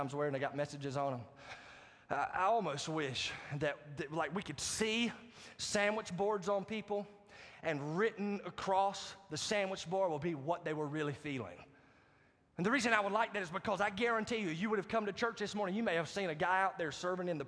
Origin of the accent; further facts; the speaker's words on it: Marietta, United States; My hometown church pastor from Marietta